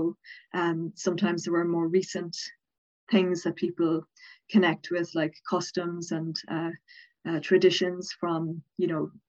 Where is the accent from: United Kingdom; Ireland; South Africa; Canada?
Ireland; Dublin, Leinster; accent: Southern Irish; now in Cork, Ireland; I'm from Dublin, but I live in Cork, but I am from Dublin